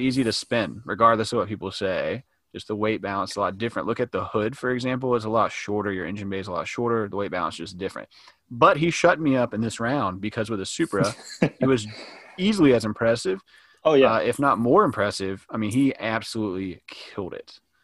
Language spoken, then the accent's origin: English; the South, United States; We're from the South